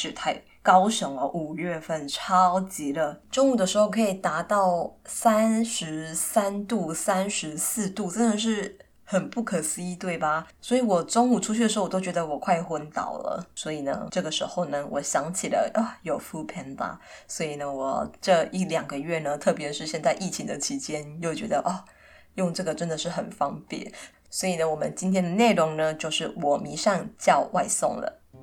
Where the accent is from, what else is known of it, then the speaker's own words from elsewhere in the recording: Kaohsiung, Taiwan; 我本身是客家人，不过我是在高雄，长大